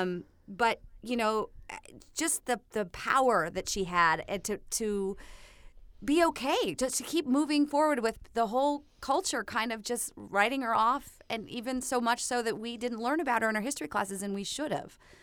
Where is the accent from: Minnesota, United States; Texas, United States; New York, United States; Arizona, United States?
Minnesota, United States; me growing up in Minnesota